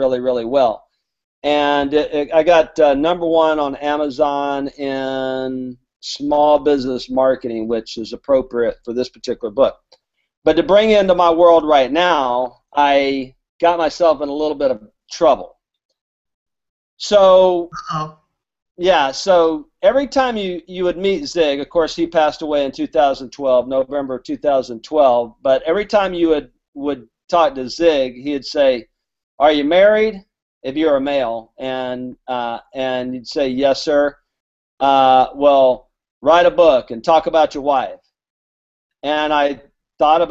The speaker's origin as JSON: {"language": "English", "region": "Alabama", "country": "United States", "said": "I'm from Alabama, so my grammar is not good"}